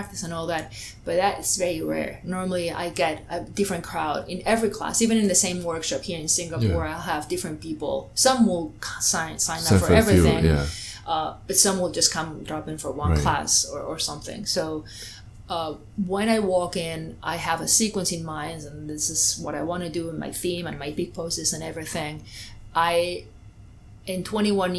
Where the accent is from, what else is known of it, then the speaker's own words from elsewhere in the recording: Spain; English is a second language; moved away; I'm originally from Spain